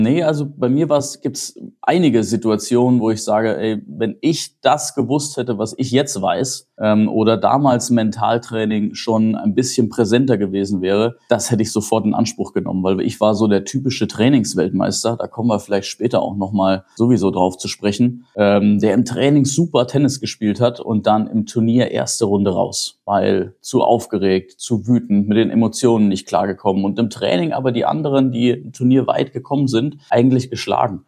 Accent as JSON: {"language": "German", "country": "Germany", "said": "bei uns in Deutschland"}